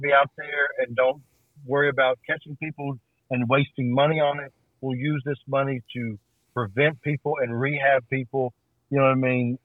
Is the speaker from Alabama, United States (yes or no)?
yes; Birmingham, Alabama, United States; I grew up in Birmingham, Alabama